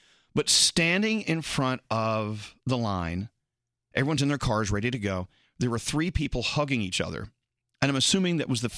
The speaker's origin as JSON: {"language": "English", "region": "Scotland", "country": "United Kingdom", "said": "You know, I'm a Scottish, you know, drunk. I cried everything."}